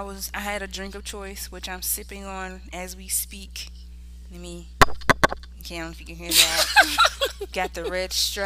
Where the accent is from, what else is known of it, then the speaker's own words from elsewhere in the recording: South Carolina, United States; moved away; where you originally from? I'm like, South Carolina. No, like, where your people from? Nigga, South Carolina.